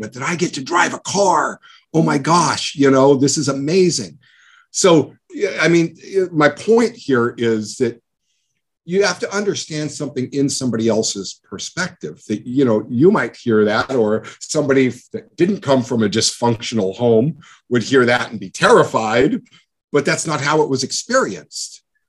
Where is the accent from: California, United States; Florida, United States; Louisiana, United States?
California, United States; El Monte; I grew up in El Monte in a really crappy little town on welfare